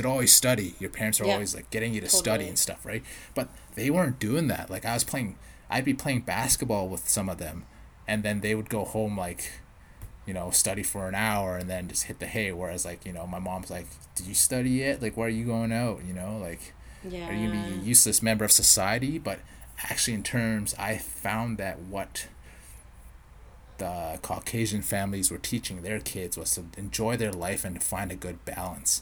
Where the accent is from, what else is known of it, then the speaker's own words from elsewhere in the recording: Edmonton, Alberta, Canada; moved away; also born or lived in Vancouver; I grew up around, if for all you Edmonton listeners out there, I grew up in River Bend.